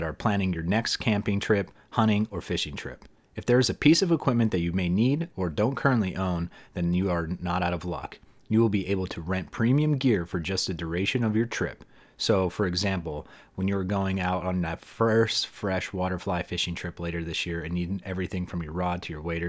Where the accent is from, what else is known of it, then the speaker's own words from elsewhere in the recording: near Hazleton, Northeastern Pennsylvania, United States; you and I grew up in the same exact town